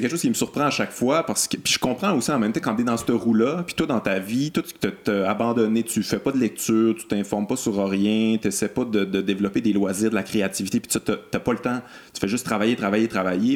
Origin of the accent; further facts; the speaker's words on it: Quebec City, Quebec, Canada; je viens, de Québec, là, j'ai grandi à Québec